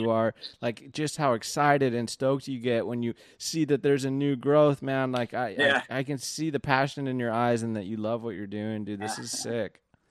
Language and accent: English; Seal Beach, California, United States; I grew up in Seal Beach